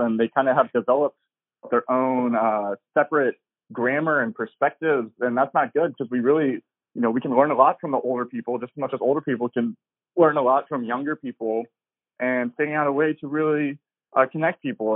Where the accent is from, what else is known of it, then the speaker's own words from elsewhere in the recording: Tennessee, United States; now in Los Angeles, United States; I'm from Tennessee